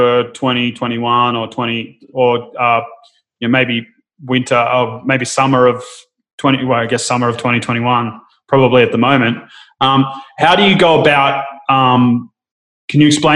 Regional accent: Sydney, New South Wales, Australia; I grew up more in the kind of, I'm from Narrabeen in Sydney

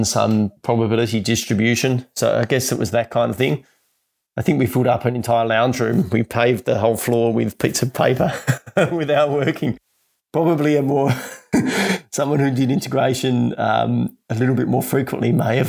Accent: Tasmania, Australia; growing up in Tasmania

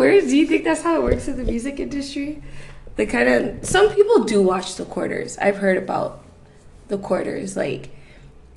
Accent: Toronto, Ontario, Canada; I was born and raised in Toronto

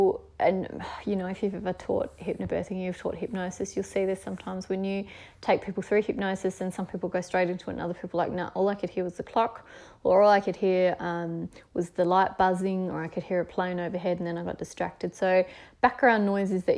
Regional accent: Tasmania, Australia; being the Scottish heritage Tasmanian person that I am

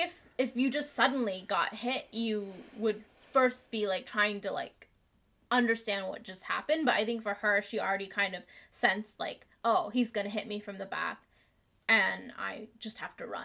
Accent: United States; also born or lived in Vietnam; We moved to America when I was 5 from Vietnam

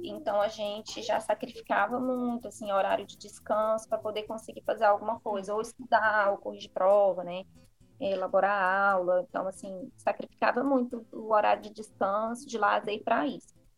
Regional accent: Patos de Minas, Minas Gerais, Brazil; now in Fortaleza, Brazil; Eu sou de Patos de Minas

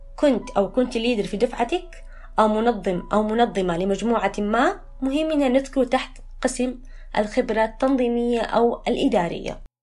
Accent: Jeddah, Makkah Province, Saudi Arabia; also born or lived in Mecca; رجعت لمسقط رأسي جدة

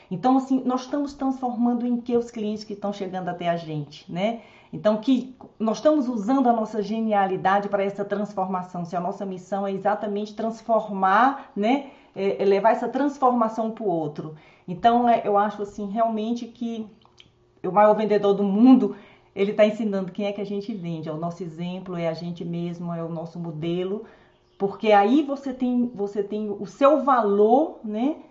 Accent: Northeast Region, Brazil; now in Brasília, Brazil; eu também sou nordestina

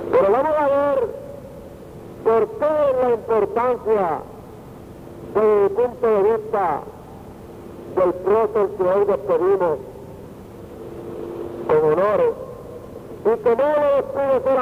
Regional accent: Puerto Rico; born or raised there

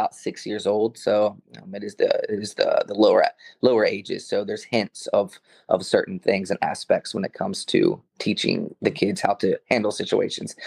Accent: North Carolina, United States; moved away as an adult; also born or lived in Baltimore, Maryland / Los Angeles; So I grew up in North Carolina. I was born in Baltimore, but very early on, we moved to North Carolina, and there we stayed

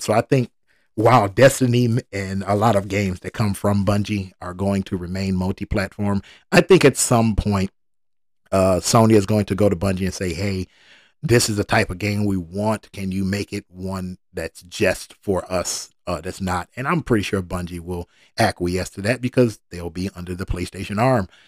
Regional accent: Detroit, Michigan, United States; I was born in Detroit. I'm a Detroit first, Detroit only kind of guy.

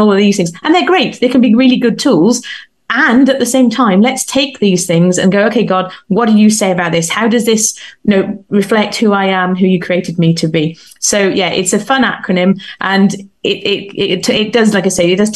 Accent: United Kingdom; I'm British

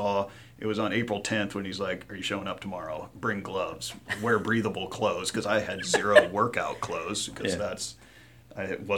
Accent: Nebraska, United States; moved away; I was originally from Nebraska

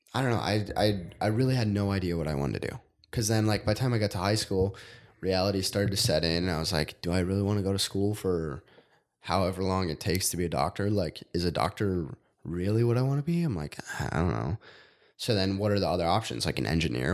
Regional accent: Rosemount, Minnesota, United States; I grew up in Rosemount, which is half hour south of here.

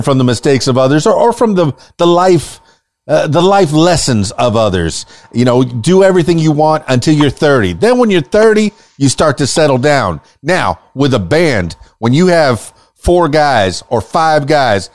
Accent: Key Largo, Florida, United States; I'm from Key Largo

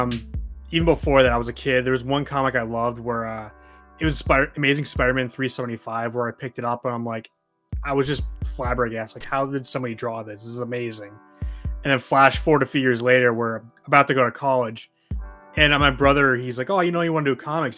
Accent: New Hampshire, United States; now in Maine, United States; I'm from New Hampshire. I live mm-hmm. in Maine currently

